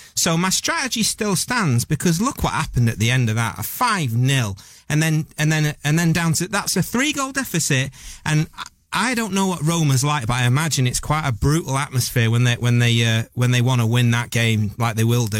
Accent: Manchester, North West England, United Kingdom; They won't know I'm from Manchester.

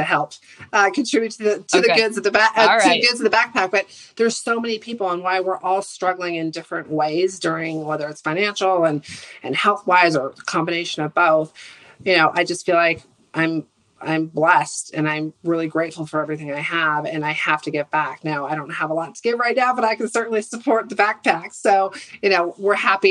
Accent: Santa Rosa, California, United States; we grew up in Santa Rosa, which is a small town

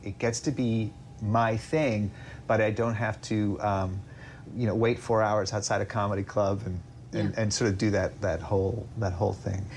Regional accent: upstate New York, United States; I grew up in mostly in upstate New York.

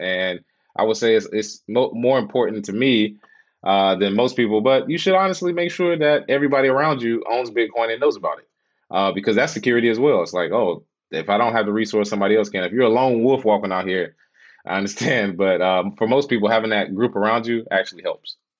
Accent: Charlotte, North Carolina, United States; moved away as an adult; also born or lived in Los Angeles; originally from Charlotte, and uh, yeah, moved out to LA when I was 28

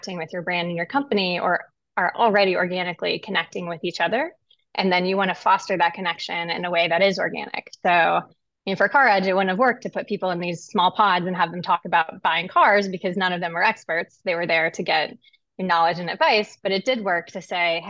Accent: Pekin, Illinois, United States; I grew up in Pekin, Illinois, which is about in the center of the state, surrounded by farmland on all sides.

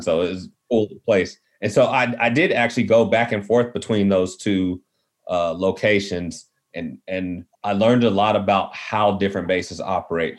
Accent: Midland, Texas, United States; also born or lived in Fort Worth, Texas; I was born in West Texas, Midland to be exact. So Friday Night Lights was you know my my real life. I saw I knew some of those guys growing up. Moved to Fort Worth

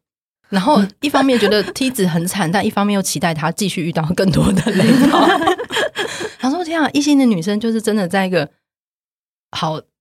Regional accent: Taipei, Taiwan; 身为台北人的抱歉

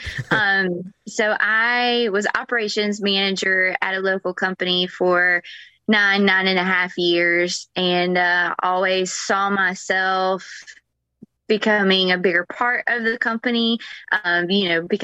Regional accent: Georgia, United States; moved away as an adult; now in Florida, United States; I'm originally from Georgia, I moved to Florida 11, 12 years ago

